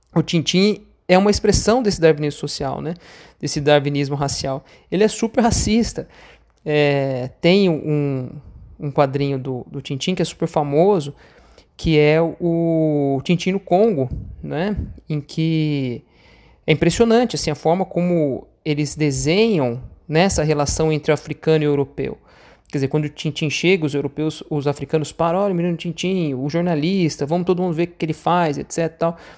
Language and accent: Portuguese; Brazil; nós brasileiros também somos americanos